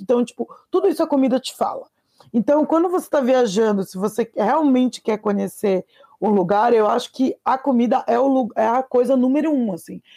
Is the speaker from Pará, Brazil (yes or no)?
yes; Pará, Brazil; meu país, Pará, minha nação, Amazônia